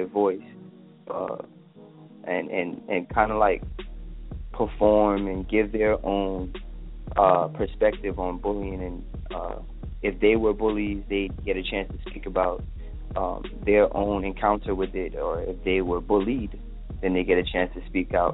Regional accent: New York City, New York, United States; I'm from East Flatbush, section of Brooklyn

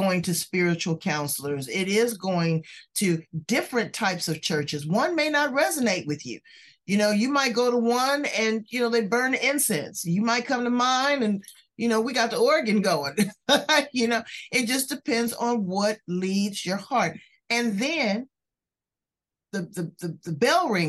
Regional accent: Los Angeles, California, United States; I'm from South Central

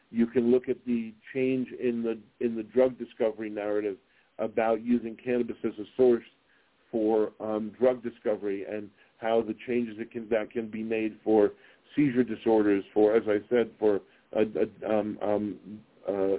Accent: New York City, New York, United States; now in Las Vegas, United States; I grew up in New York City

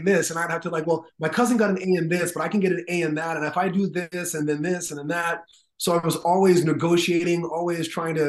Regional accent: Toronto, Ontario, Canada; also born or lived in Brooklyn, New York, United States; now in New York, United States; Her high school sweethearts met in Toronto, Canada, and then... Wow. Years later, I was born.

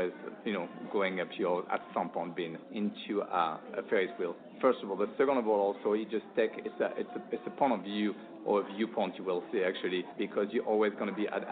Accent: France; now in San Clemente, United States; the one from France where I was born too

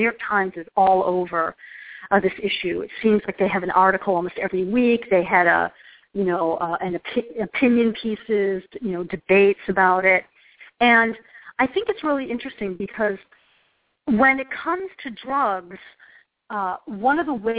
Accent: Ireland; I love potatoes, and I don't know if it's because I'm Irish, but I love potatoes.

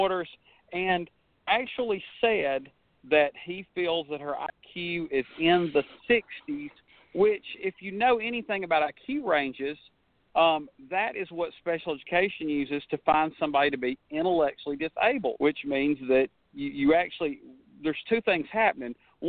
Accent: Atlanta, Georgia, United States; I was born and raised in Metro Atlanta, born in 71, mm-hmm. back before Atlanta had the explosive growth

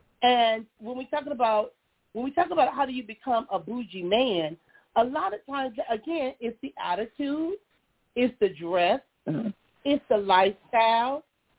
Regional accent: Compton, California, United States; But because I came from Compton, it was a 30-minute drive.

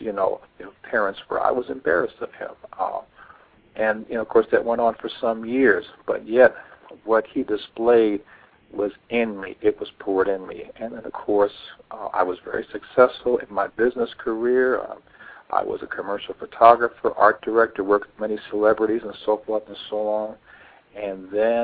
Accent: New York, United States; moved away as an adult; also born or lived in Dallas, Texas; now in Atlanta, United States; I moved back to New York to try to get things going on, my hometown

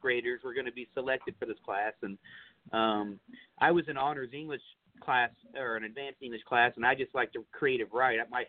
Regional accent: Fort Worth, Texas, United States; I'm pretty much born and raised in Fort Worth, you know, most of my whole life

